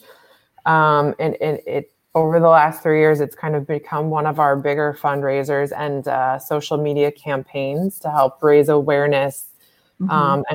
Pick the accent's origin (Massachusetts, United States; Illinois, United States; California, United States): Massachusetts, United States; moved away as an adult; now in Philadelphia, United States; I grew up in Massachusetts